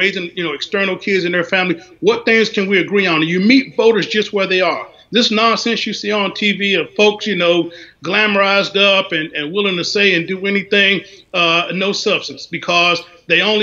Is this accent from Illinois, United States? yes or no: no; North Carolina, United States; now in Washington, D.C., United States; I'm from North Carolina